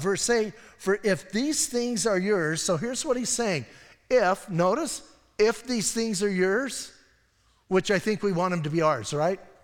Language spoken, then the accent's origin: English; Bisbee, Arizona, United States; I'm from Bisbee